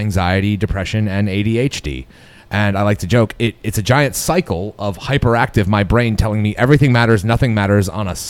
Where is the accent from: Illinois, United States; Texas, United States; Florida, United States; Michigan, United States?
Michigan, United States; West; I'm from West Michigan.